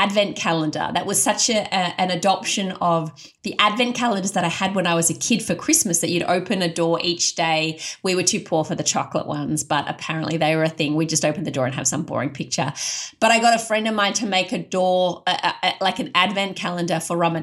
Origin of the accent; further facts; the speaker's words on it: Australia; I was an Australian convert with none of those cultural trappings.